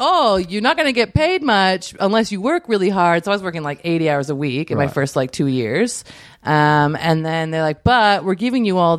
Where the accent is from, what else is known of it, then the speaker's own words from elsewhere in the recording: Canada; accent: Canadian; also born or lived in Western Australia, Australia; now in Australia; I was born in WA, and then I moved to Canada when I was two. My dad's Canadian. My mum's from New Zealand.